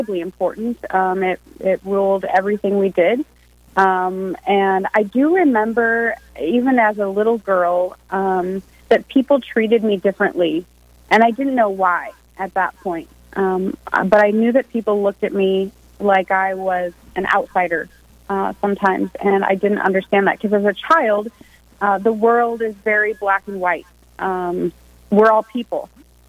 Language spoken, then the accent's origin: English; Nebraska, United States; moved away as an adult; now in Rapid City, United States; I'm originally from Nebraska